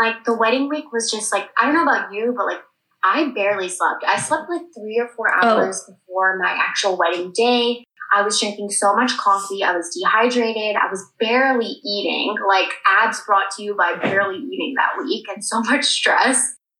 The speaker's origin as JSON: {"language": "English", "country": "India", "said": "because like I'm an Indian woman, like he's a man."}